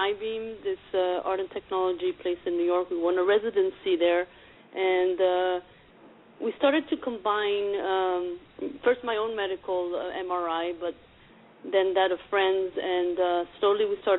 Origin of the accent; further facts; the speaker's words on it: Argentina; I'm from Argentina originally, and my sister got breast cancer like 6 months before me